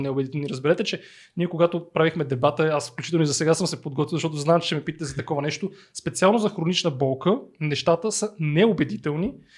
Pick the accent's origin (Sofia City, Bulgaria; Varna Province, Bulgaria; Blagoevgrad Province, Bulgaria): Blagoevgrad Province, Bulgaria; Blagoevgrad; аз съм от Благоевград